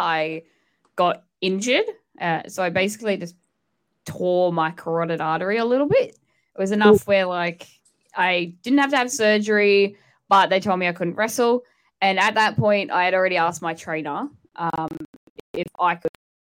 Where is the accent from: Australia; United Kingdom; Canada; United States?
Australia; also born or lived in Newcastle; I'm from Australia. I referee down in Newcastle